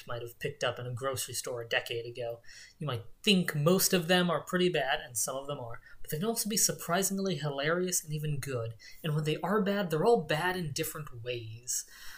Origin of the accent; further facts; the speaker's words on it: Texas, United States; I'm actually from Texas